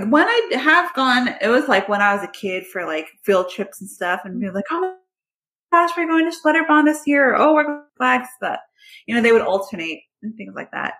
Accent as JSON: {"language": "English", "town": "Austin", "region": "Texas", "country": "United States", "tie": "born or raised there", "also_born_or_lived": "Kyle, Texas", "lives_now": "San Marcos, United States", "said": "I'm from Austin. And then when I graduated elementary, we didn't live in the greatest neighborhood. So, and Austin was at that point starting to go a little downhill as it has been since then. So my parents were like, no, I don't want you to go to any of these schools. So we moved to Kyle."}